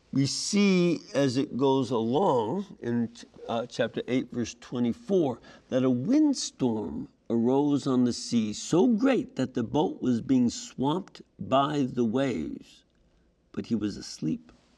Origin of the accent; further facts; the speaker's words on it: Chicago, Illinois, United States; My hometown of Chicago